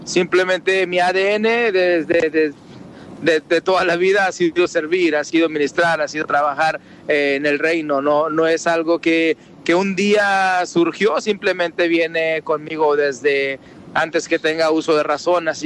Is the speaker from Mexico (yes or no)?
yes; Mexico; now in United States; Soy mexicano, eh, tengo radico en los Estados Unidos.